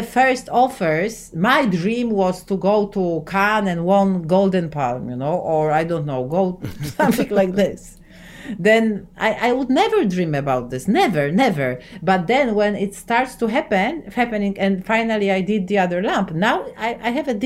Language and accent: English; Poland; English is a second language; I'm from Poland